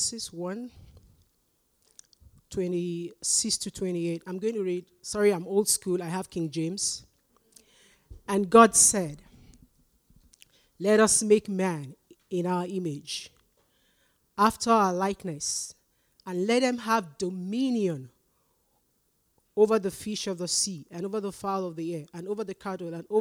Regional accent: Nigeria; moved away as an adult; now in Canada; I'm Nigerian. I came here when I was over 40, so it's too late to change to the Canadian accent.

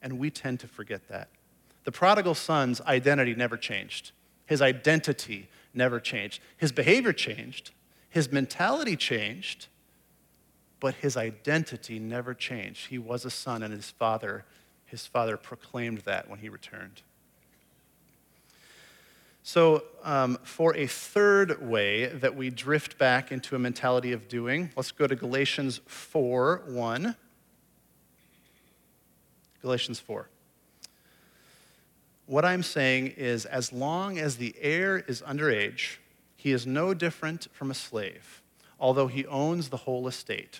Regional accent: Iowa, United States; moved away as an adult; also born or lived in Indianapolis / California; I grew up in Iowa, grew up a Hawkeye fan

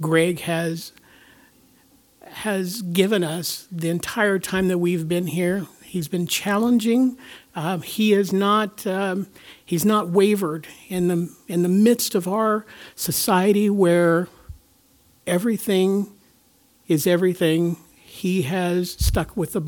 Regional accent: Topeka, Kansas, United States; now in Kansas City, United States; it's just Corey and I here in Kansas City. We are from Topeka as well

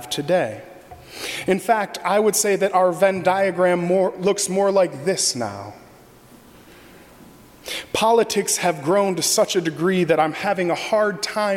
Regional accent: Michigan, United States; now in Arlington Heights, United States; As a kid growing up in Michigan

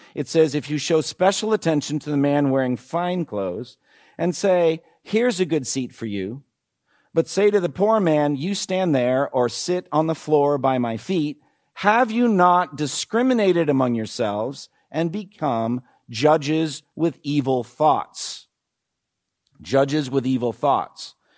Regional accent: New England, United States; I come from New England

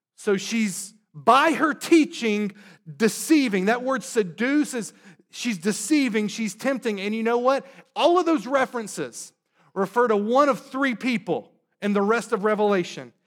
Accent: North Carolina, United States; now in Boston, United States; I'm from the South, grew up in North Carolina.

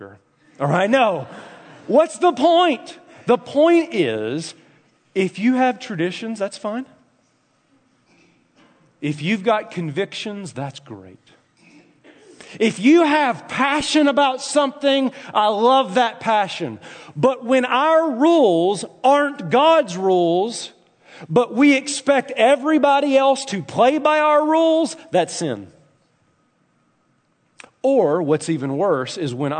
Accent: the South, United States; moved away; Growing up in the South

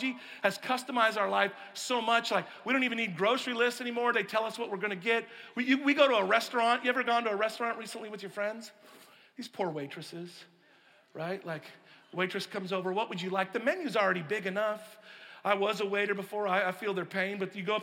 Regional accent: Pacific Northwest, United States; I grew up on the West Coast, in the Pacific Northwest

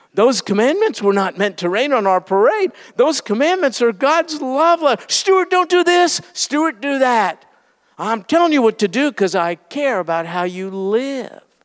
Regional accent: New York, United States; I grew up in New York

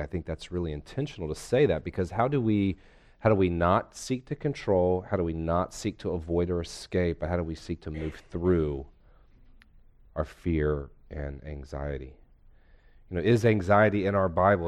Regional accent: North Carolina, United States; also born or lived in Philadelphia; I'm a lifetime North Carolinian with a brief pit stop in Philadelphia.

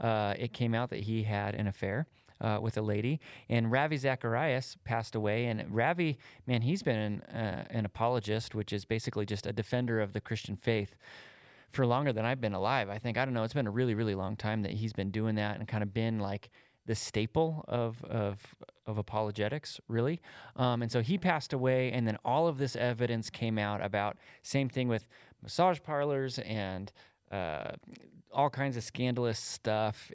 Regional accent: United States; I'm an American

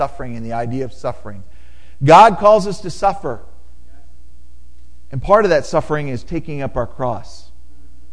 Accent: United States; moved away as an adult; now in Cameroon; when we come back to the United States, we grew up here

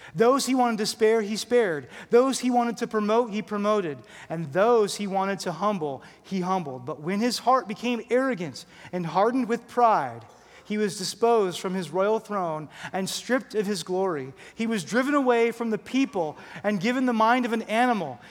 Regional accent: New Jersey, United States; moved away; I'm from Jersey.

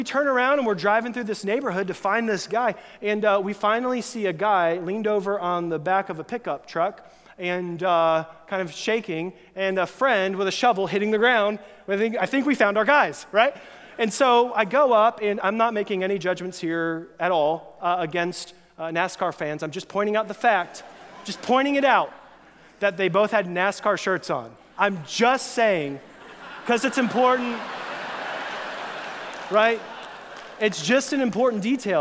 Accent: Florida, United States; moved away; when I was a teenager, a friend and I grew up in Florida

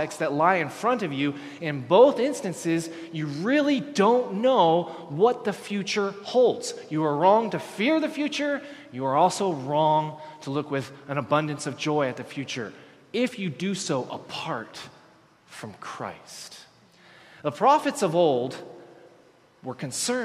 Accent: Texas, United States; I'm from Texas

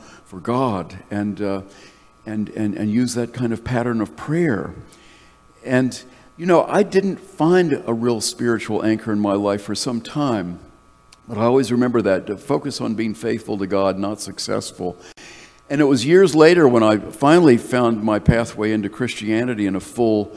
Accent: North Carolina, United States; moved away as an adult; I had fled the conservative evangelical ethos of the church that I grew up in North Carolina

